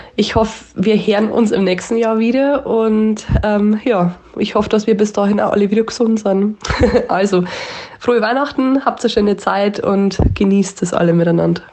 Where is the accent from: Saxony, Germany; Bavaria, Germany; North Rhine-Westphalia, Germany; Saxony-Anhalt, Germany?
Bavaria, Germany; Upper Palatinate; accent: Oberpfälzer; also ich habe unseren Dialekt schon immer gemickt und ich war schon immer stolz auf den Dialekt